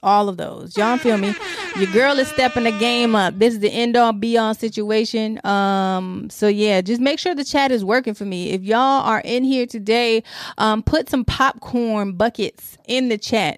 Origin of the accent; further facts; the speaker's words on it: Detroit, Michigan, United States; I'm from Detroit.